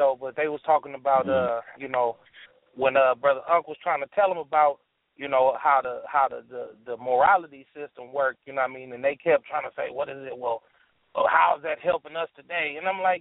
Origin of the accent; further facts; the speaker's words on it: Oakland, California, United States; I'm from Oakland, California